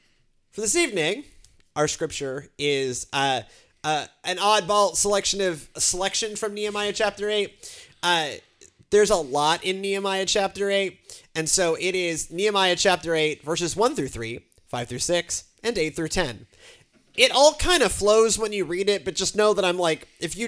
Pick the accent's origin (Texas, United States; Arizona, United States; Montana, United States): Texas, United States; Houston; That was, you know, like the way I grew up in Houston. It was just in Houston.